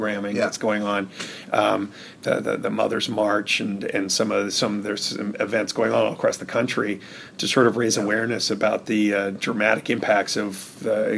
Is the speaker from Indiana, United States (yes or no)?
yes; Indiana, United States; now in California, United States; my days of growing up in Indiana and learning politics in Indiana